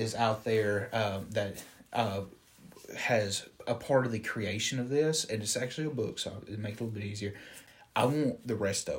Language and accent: English; Alabama, United States; From Alabama. Or I'm from, we both live in Alabama.